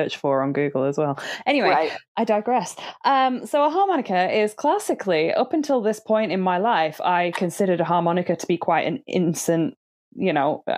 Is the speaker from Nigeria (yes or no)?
no; England, United Kingdom; I'm English